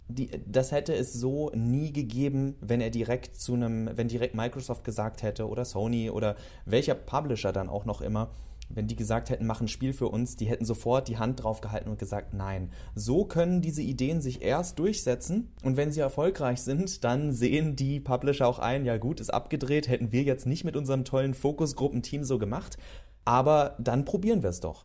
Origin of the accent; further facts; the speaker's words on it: Northern Hesse, Germany; moved away; in meiner alten Heimat in Nordhessen